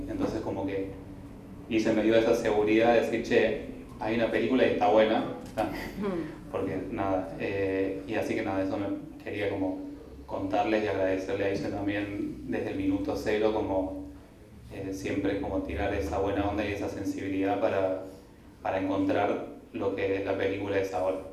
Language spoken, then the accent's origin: Spanish; Traslasierra, Córdoba, Argentina; yo soy de Córdoba, de, de Tras la Sierra, donde se filmó la película